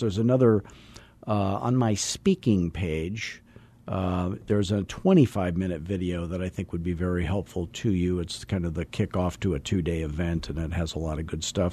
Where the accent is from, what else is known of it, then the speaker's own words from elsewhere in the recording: Scottsdale, Arizona, United States; I'm from Scottsdale